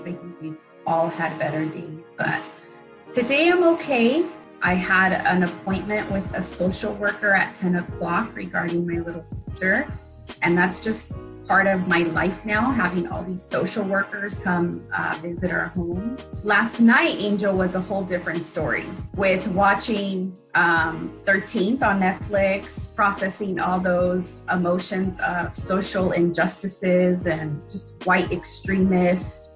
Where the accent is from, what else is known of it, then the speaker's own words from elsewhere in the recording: Wilmington, United States; Growing up in Wilmington, how many broken gates was I exposed to in my city?